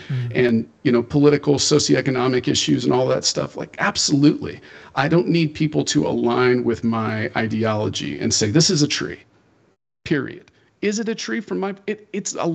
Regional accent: Fresno, California, United States; I am a Christian because of where I was born geographically and when I was born here

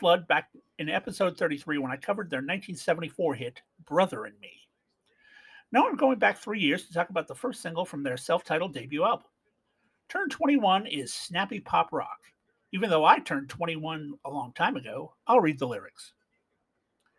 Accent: Canada; Being Canadian

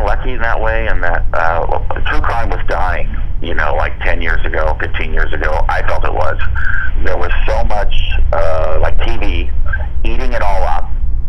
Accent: Seattle, Washington, United States; I'm from the Seattle area, and I know it well.

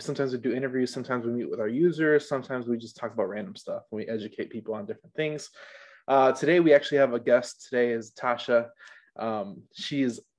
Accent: Hammond, Indiana, United States; I grew up in Hammond

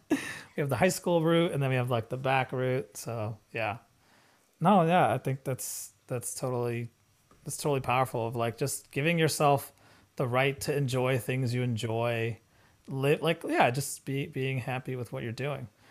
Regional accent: India; we're Indian

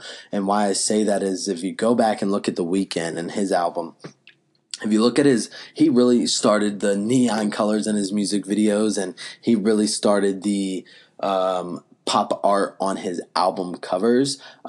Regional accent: the South, United States; I'm from the South. I got like this preppy kind of look

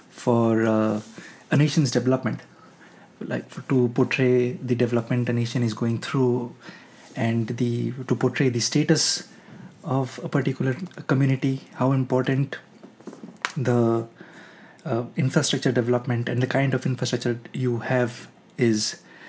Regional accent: eastern India, India; English is a second language; my hometown is in eastern part of India

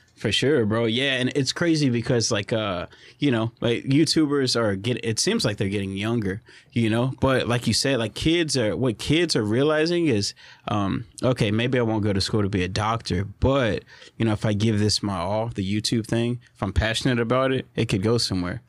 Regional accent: Orange, Texas, United States; my hometown's Orange

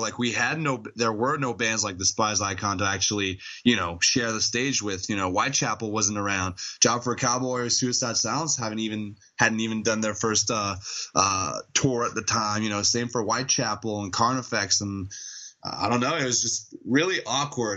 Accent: Montreal, Quebec, Canada; Montreal mostly, or around Montreal. But yes, we are all French Canadians from Montreal.

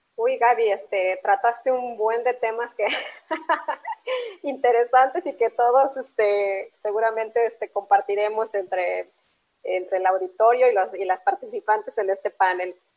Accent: Mexico

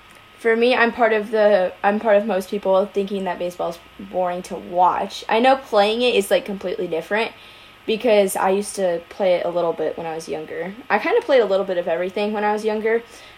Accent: San Diego, California, United States; because I grew up in San Diego

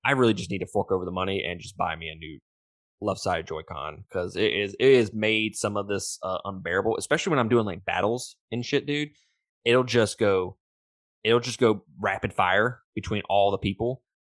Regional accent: Mississippi, United States; I'm from Mississippi

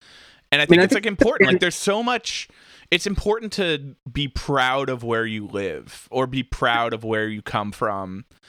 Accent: outside of Trenton, New Jersey, United States; now in Jersey City, United States; I grew up outside of Trenton.

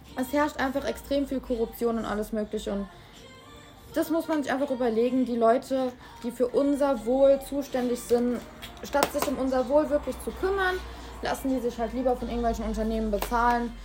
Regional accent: Germany; bei uns in Deutschland

